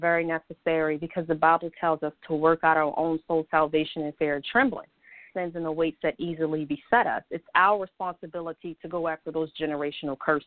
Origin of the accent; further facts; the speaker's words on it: Baltimore, Maryland, United States; I was born and raised here in Baltimore, Maryland